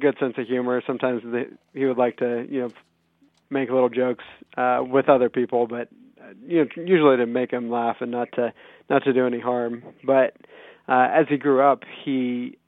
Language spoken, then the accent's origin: English; Wichita, Kansas, United States; we're both from Wichita. I grew up here